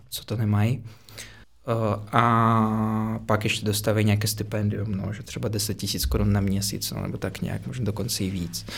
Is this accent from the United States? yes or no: no; Moscow, Russia; Czech is a second language; moved away as an adult; also born or lived in Prague; now in Czech Republic; jsem z Moskvy. Víceméně jsem se tam narodil a do 18 let jsem tam žil.